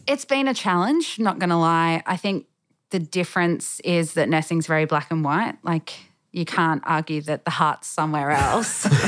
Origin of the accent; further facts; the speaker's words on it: Brisbane, Queensland, Australia; moved away as an adult; born and bred in Brisbane, so yep. I lived there all my life